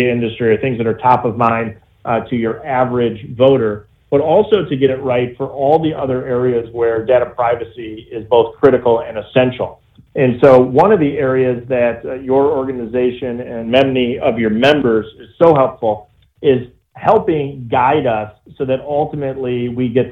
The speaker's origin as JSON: {"language": "English", "town": "Janesville", "region": "Wisconsin", "country": "United States", "said": "I'm from Janesville, Wisconsin"}